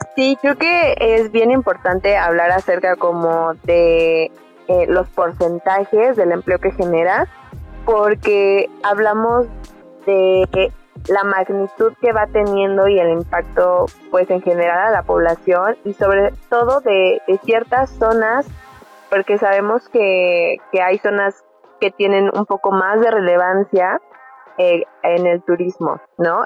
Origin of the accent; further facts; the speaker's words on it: Mexico; para nosotros como mexicanos